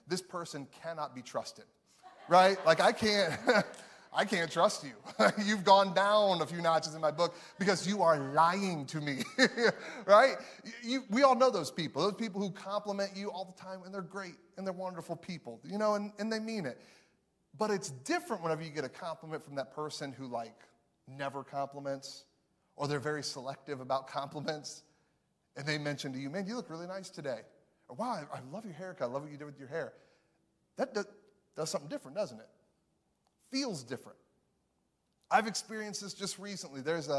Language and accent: English; Chicago, Illinois, United States; now in Missouri, United States; because I'm from Chicago. Me and my wife live in Missouri now.